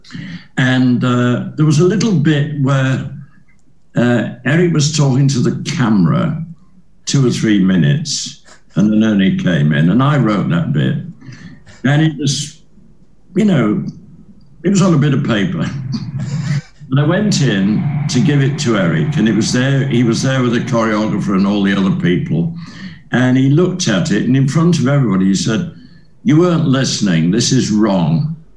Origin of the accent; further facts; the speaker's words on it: Leeds, Yorkshire and the Humber, United Kingdom; moved away; my first ever professional job was in my hometown at the City Varieties Theatre in Leeds